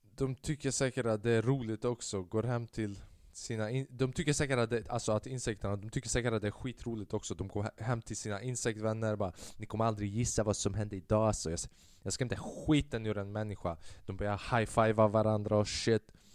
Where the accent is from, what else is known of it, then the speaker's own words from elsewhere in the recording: Sweden; jag var född i Sverige